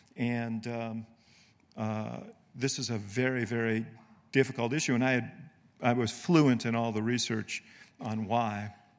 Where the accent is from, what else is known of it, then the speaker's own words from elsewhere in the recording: New York City, New York, United States; moved away; also born or lived in Illinois; housing development where I grew up in Manhattan called Stuyvesant Town